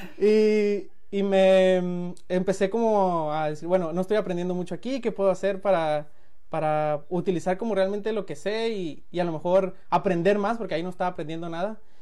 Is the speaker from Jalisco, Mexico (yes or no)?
no; Culiacán, Sinaloa, Mexico; moved away as an adult; also born or lived in Colima / Guadalajara; now in United States; soy de Culiacán. Ahí nací, ahí viví hasta los 22, ahorita tengo 29.